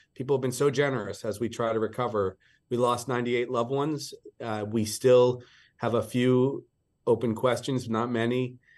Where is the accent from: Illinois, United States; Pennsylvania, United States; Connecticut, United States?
Pennsylvania, United States; Pittsburgh; moved away as an adult; now in Hawaii, United States; I grew up in the East. I, uh, was a Pittsburgh kid